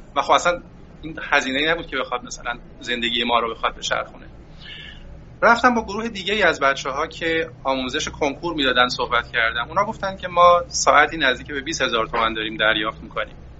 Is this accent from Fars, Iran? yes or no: no; Qaem Shahr, Mazandaran, Iran; moved away as an adult; also born or lived in Gilan; در استان مازندران من بله در استان مازندران دوران کودکیم رو گذروندم